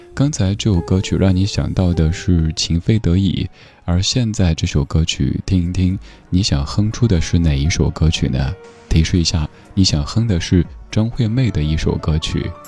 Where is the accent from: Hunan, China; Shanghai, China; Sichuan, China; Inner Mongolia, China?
Sichuan, China; accent: Sichuanese; 我家乡话四川话